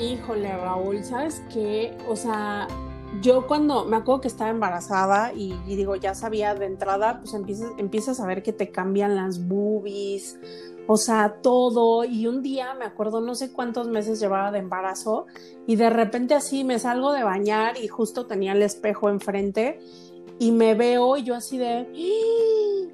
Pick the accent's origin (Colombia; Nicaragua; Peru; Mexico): Mexico